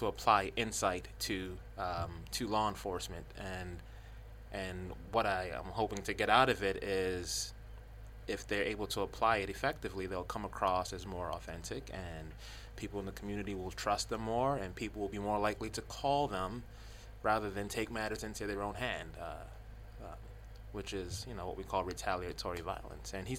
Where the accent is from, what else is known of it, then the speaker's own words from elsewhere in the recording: New York City, New York, United States; I'm from the South Bronx